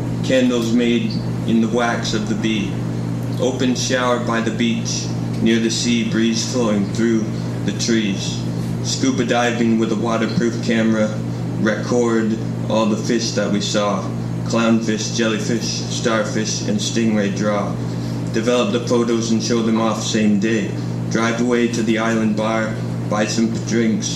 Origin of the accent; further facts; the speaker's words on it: Toronto, Ontario, Canada; moved away as an adult; now in Kingston, Canada; I'm from Toronto, so I'm new to Kingston.